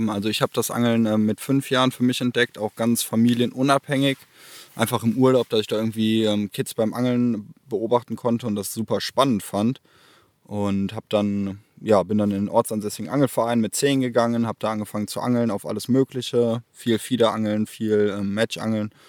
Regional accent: Erftstadt, North Rhine-Westphalia, Germany; Ich komme aus Erftstadt bei Köln

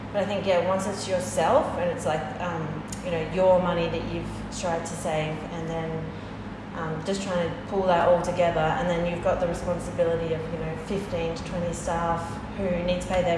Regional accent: Tasmania, Australia; now in Melbourne, Australia; I'm from Tasmania

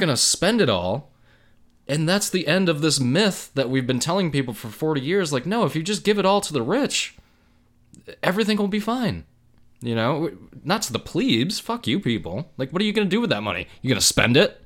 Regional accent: United States; an American, 'cause this is where I live in the United States

